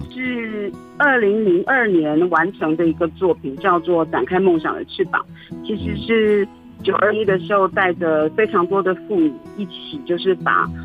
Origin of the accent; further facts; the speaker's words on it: Taiwan; 我是来自山西流域的泰雅族